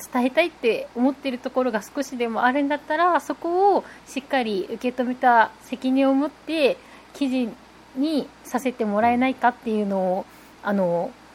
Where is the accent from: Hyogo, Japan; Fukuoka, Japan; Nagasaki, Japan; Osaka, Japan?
Nagasaki, Japan; 白山小の出身